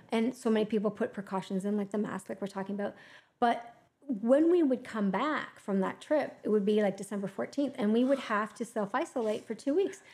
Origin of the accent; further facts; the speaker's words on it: Canada; we're Canadian